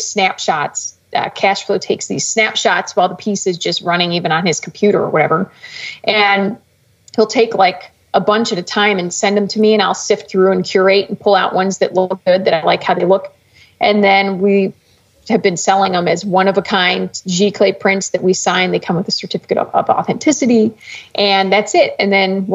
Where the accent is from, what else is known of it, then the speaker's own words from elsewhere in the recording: Cleveland, Ohio, United States; moved away as an adult; also born or lived in Colorado; I'm originally from Ohio. So okay. I grew up in the Cleveland area